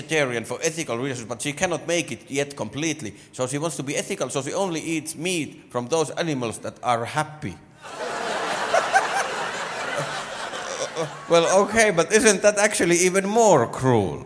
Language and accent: English; Finland; first language Finnish; English is a second language; I'm from Finland. Yay. I don't know if you noticed, but English is my second language. It is. Normally, I speak Finnish.